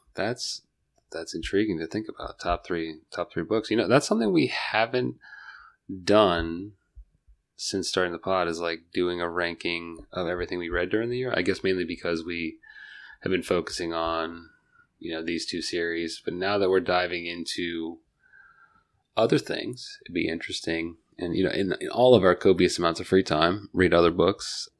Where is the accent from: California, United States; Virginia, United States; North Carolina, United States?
Virginia, United States; Northern; also born or lived in Fredericksburg, Virginia; I grew up in Northern Virginia, but like my my grandparents and my parents grew up in Fredericksburg, Stafford area